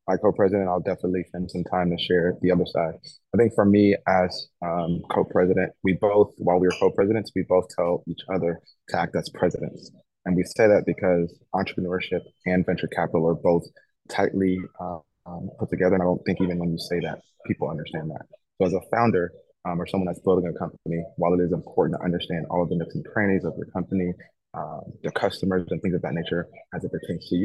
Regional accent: Dallas, Texas, United States; also born or lived in Nigeria; They had me in Dallas, Texas.

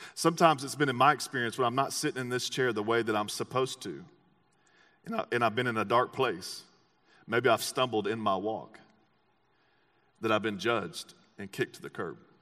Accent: Texas, United States; I'm an American and I'm from Texas

